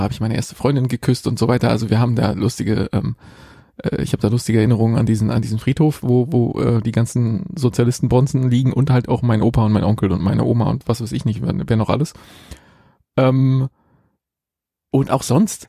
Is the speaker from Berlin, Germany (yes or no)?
yes; Berlin, Germany; in meiner alten Hut, wo ich, wo ich aufgewachsen bin.